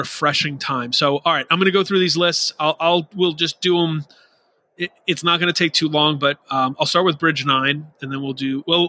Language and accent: English; Rhode Island, United States; I grew up in Rhode Island going to Boston/Worcester and Providence area shows in the very early 2000s.